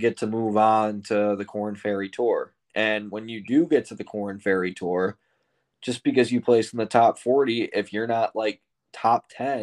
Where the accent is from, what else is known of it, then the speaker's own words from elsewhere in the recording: South Carolina, United States; I'm from South Carolina